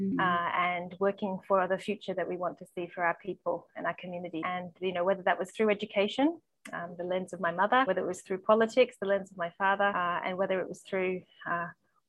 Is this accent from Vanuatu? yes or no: yes; Vanuatu; I was born in Vanuatu at the time when it was called New Hebrides, so pre-independence.